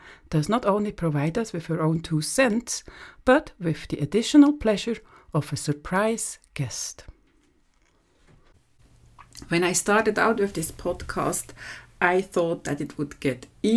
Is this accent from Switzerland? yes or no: yes; Switzerland; from Switzerland